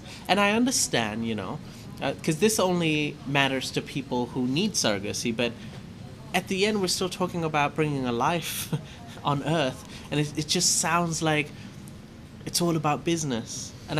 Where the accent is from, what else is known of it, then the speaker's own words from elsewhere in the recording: Thailand; I'm from Asia or, you know, in Thailand.